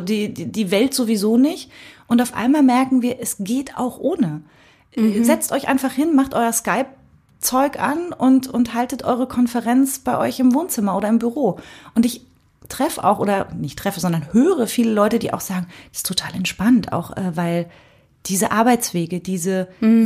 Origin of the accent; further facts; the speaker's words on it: Cottbus, Brandenburg, Germany; ich komme ja aus Cottbus